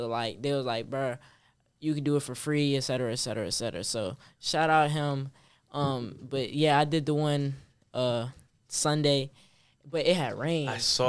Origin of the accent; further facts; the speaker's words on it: Richmond, Virginia, United States; I got a clothing brand. I go to Manchester High School. I'm from Richmond.